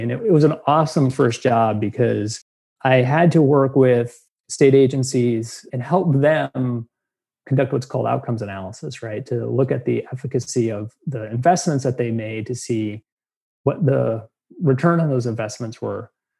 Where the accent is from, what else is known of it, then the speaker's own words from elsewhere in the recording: Rhode Island, United States; I grew up in Rhode Island.